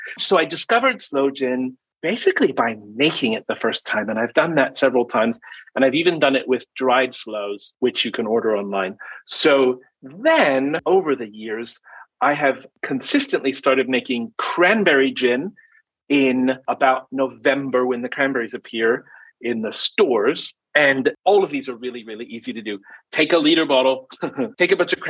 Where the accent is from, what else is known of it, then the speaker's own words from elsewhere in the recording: New Zealand; I grew up in New Zealand